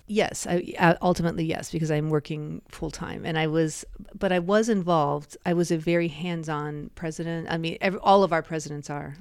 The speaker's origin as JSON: {"language": "English", "country": "United States", "said": "being an American"}